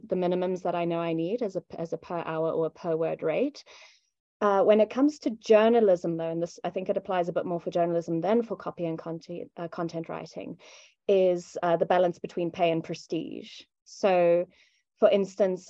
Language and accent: English; South Africa; as a South African, the difficulty I come up against most often is people in first world countries expecting that because you live in a third world country